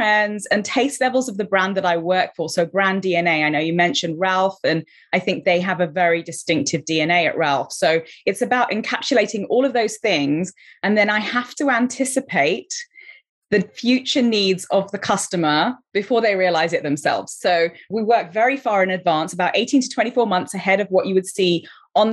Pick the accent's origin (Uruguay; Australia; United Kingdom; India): United Kingdom; London; also born or lived in Colombo, Sri Lanka; now in Los Angeles, United States; So I was born in Colombo, Sri Lanka. I came to London, UK when I was 4 years old, and I grew up in Southwest London